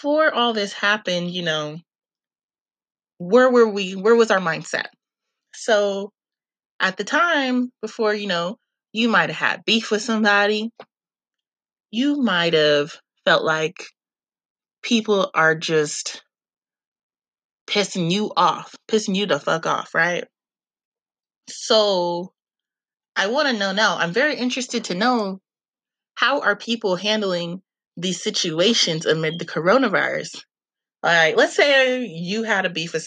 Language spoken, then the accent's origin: English; California, United States; speaking as a Californian